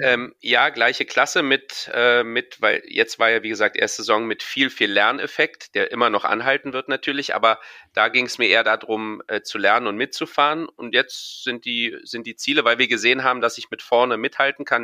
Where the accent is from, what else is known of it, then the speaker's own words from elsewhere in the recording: Berlin, Germany; für mich äh, als Berliner